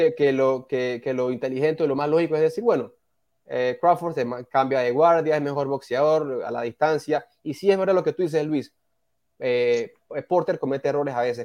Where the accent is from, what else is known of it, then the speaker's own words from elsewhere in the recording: Panama; uno como panameño